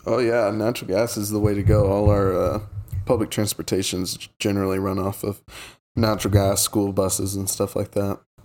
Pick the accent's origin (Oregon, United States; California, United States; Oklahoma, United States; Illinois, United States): Oklahoma, United States; I come from Oklahoma where we depend on oil and gas